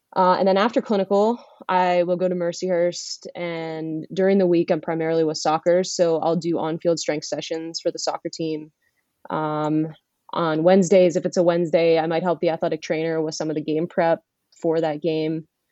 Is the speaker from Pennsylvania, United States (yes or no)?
yes; Erie, Pennsylvania, United States; I am originally from Erie, Pennsylvania